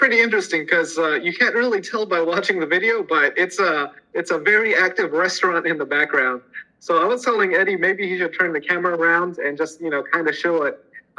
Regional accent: Los Angeles, California, United States; moved away as an adult; now in Taiwan; Yes, I'm originally from Los Angeles

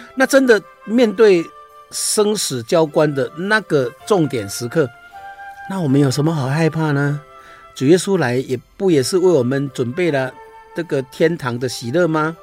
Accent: Taiwan; 我们台湾话说

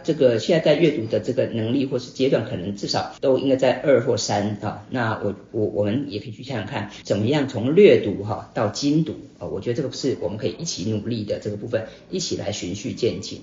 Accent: Taipei, Taiwan; also born or lived in Hsinchu; 我是新竹人， 那从， 很小就搬到台北

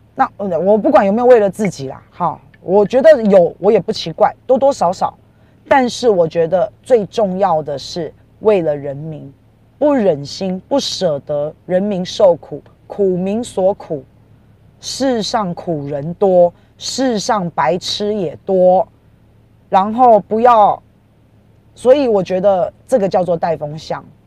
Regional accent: Taiwan; 因为我以前都讲我是台湾人，我是台湾人

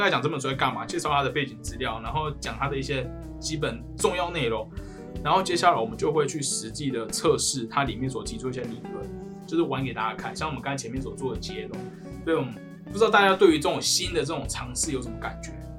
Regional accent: Kaohsiung, Taiwan; 那我跟你讲，大家你跟我是高雄的哦

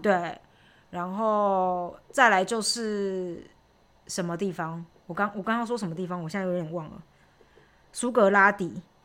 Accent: Chiayi, Chiayi City, Taiwan; moved away as an adult; now in Germany; 小时候就在那边长大嘛，所以就是朋友都在那边

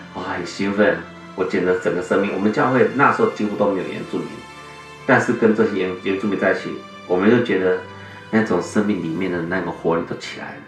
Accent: Taiwan; 我身在这块土地，这块土地使我长大，养我

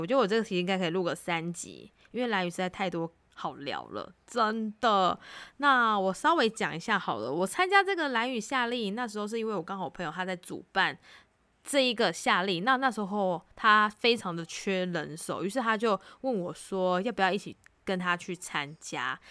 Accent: Taiwan; 我们台湾人

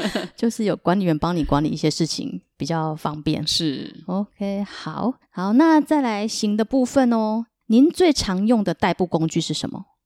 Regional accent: Taiwan; 我是来自台湾的

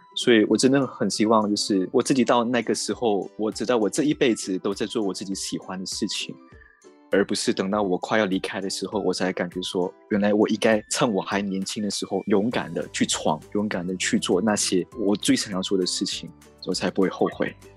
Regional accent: Malaysia; moved away as an adult; now in Taipei, Taiwan; 我是一个马来西亚人

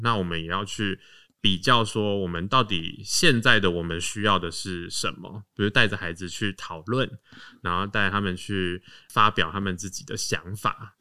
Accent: Taoyuan, Taiwan; now in Guangfu, Taiwan; 我是小时候都是在桃园长大，嗯。对，就是因缘际会，就是全家搬到光复这边来

